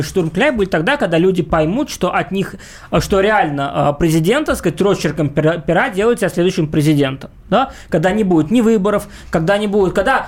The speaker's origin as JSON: {"language": "Russian", "region": "Tashkent", "country": "Uzbekistan", "tie": "born or raised there", "moved": "yes", "said": "Я там родился, и я там вырос, в Ташкенте"}